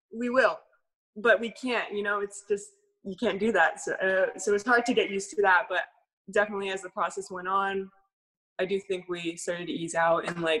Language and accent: English; Bay Area, California, United States; now in Los Angeles, United States; we actually live in LA now, but we're from the Bay Area.